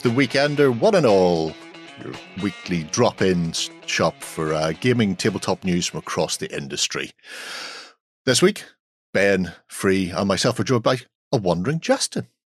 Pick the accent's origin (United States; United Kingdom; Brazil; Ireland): Ireland; We're Irish.